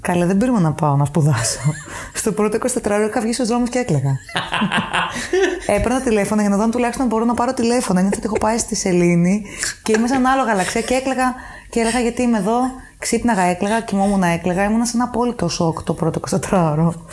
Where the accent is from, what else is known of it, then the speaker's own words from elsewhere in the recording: Paros, South Aegean, Greece; moved away as an adult; also born or lived in Athens, Greece / Germany; now in Luxembourg; Μετά είχαμε εξοχικό ένα σπίτι στην Πάρο και αποφασίσαμε να μείνουμε μόνιμα για να μεγαλώσω κοντά στη θάλασσα.